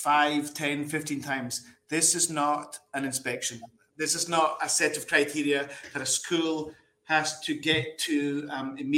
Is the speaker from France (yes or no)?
no; Scotland, United Kingdom; moved away as an adult; I am from Scotland.